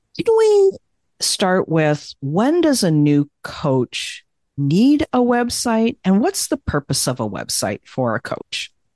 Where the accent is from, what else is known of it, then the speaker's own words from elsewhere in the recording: Canada; I'm Canadian